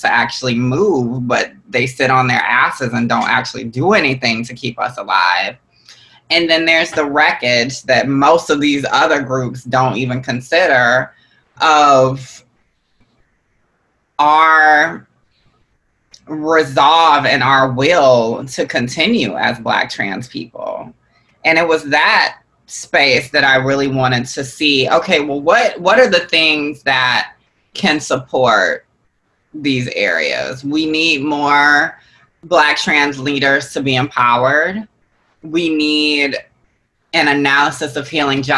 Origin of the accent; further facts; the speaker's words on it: Georgia, United States; I'm not from New Orleans. I'm not from Louisiana. I'm from Georgia. I'm a Southern woman